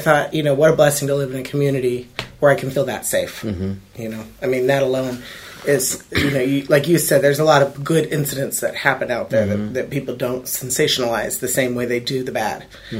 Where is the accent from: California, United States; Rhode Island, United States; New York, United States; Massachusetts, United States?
California, United States; Oakland; moved away as an adult; now in Union City, United States; You know, I came from Berkeley, Oakland area. That's where I grew up.